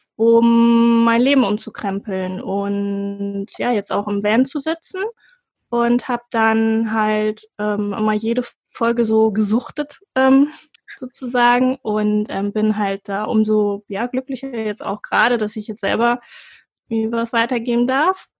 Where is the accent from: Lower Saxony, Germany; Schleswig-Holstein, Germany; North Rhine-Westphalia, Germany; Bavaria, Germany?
Lower Saxony, Germany; Cuxhaven; bin geboren in Cuxhaven an der Nordsee